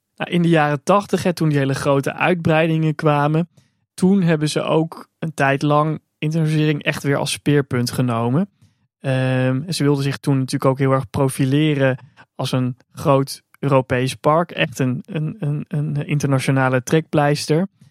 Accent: Netherlands; also born or lived in China; als Nederlander

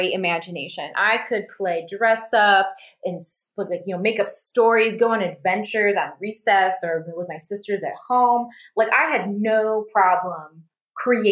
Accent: Grand Rapids, Michigan, United States; accent: Midwestern; moved away as an adult; also born or lived in Glendale, Arizona; we lived in Grand Rapids, where my mom is from

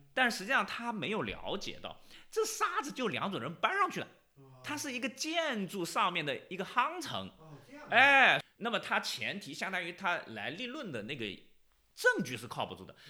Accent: China; 我们中国人玉是最好的石头，最最灵的。

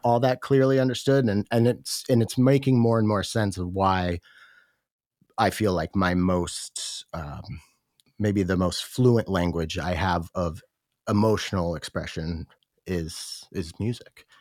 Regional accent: Washington, United States; I grew up in a really small town here in Washington State

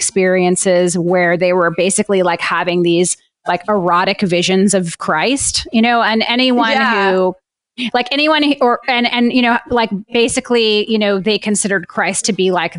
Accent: New Orleans, Louisiana, United States; I grew up in New Orleans too

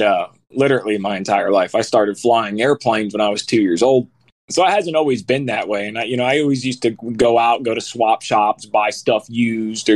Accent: Fort Lauderdale, Florida, United States; moved away as an adult; also born or lived in Middle Tennessee; now in Tennessee, United States; I'm from Florida, but I moved to Tennessee a couple years ago. And I'm from down there in Fort Lauderdale

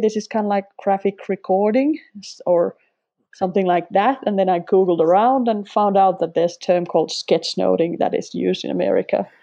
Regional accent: Finland; first language Finnish; English is a second language; also born or lived in Sweden; Finnish is my native tongue

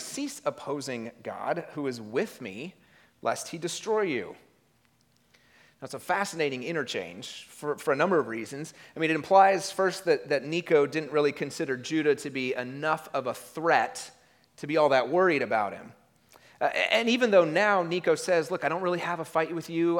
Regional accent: United States

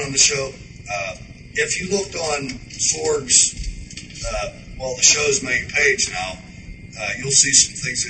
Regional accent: Pittsburgh, Pennsylvania, United States; moved away as an adult; now in Tacoma, United States; We're from the East End. We're from over Shady Side, East Liberty, over that way

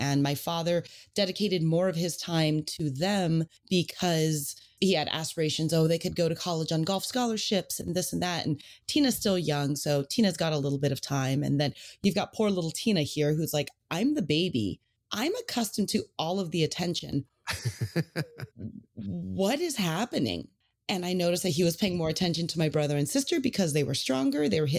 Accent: California, United States; I grew up in the Bay Area. So I basically grew up between Pebble Beach and Olympic Club.

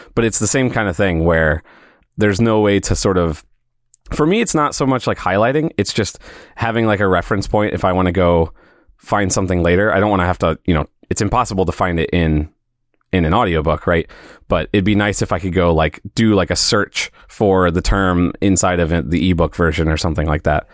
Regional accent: St. Louis, Missouri, United States; also born or lived in Springfield, Missouri; I'm from Saint Louis

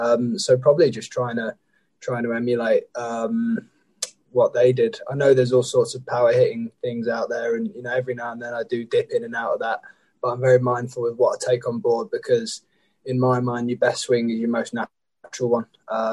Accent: Barbados; moved away; I grew up in Barbados

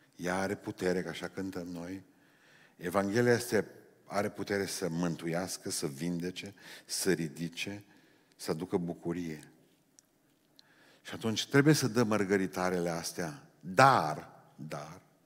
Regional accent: Romania; Noi suntem specialiști români în creșterea copiilor altora

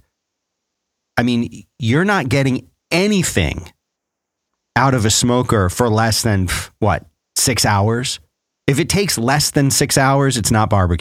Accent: Philadelphia, Pennsylvania, United States; moved away; I grew up in Philadelphia

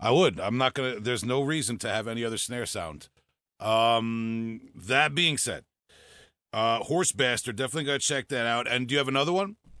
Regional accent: Huntington, New York, United States; accent: Long Island; my hometown of Huntington, New York

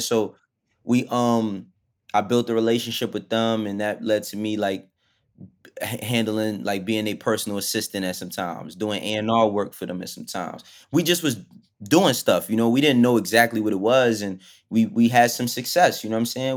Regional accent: New York City, New York, United States; also born or lived in Bronx, New York / Maryland; I was born in, in the Bronx and all that, but I grew up in Harlem from, like, my, from the time I was twelve. I moved to Harlem when I was twelve up until being an adult

